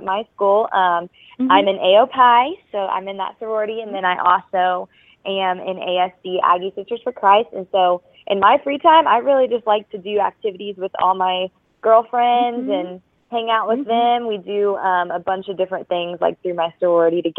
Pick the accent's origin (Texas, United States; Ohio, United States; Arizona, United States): Texas, United States; Flower Mound; I was singing at a restaurant back in my hometown, Flower Mound, Texas